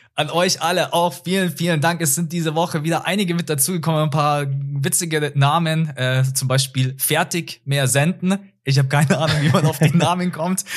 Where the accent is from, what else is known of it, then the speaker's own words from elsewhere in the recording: Bavaria, Germany; bei uns in Bayern